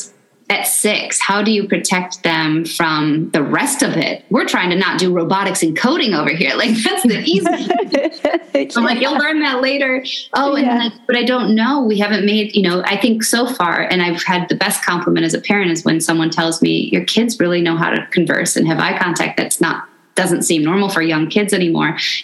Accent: Midwest, United States; I grew up in the Midwest

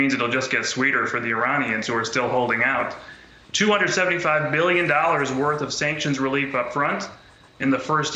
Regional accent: Chicago, Illinois, United States; I'm from Chicago

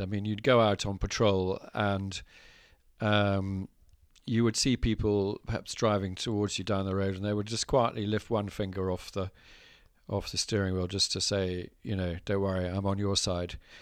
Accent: Scotland, United Kingdom; growing up in Scotland.

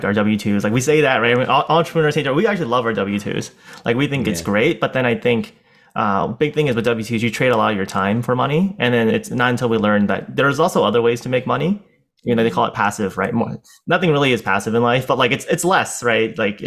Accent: San Francisco, California, United States; we born and raised in San Francisco, and we've been here quite a while

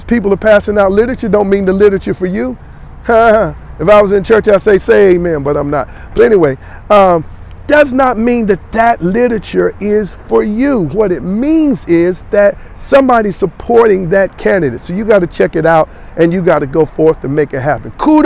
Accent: Gaston County, North Carolina, United States; I'm from Gaston, okay, but I work in Mecklenburg

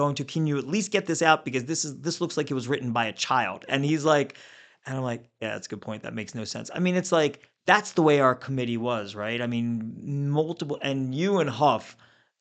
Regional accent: Pikesville, Maryland, United States; I'm from Pikesville

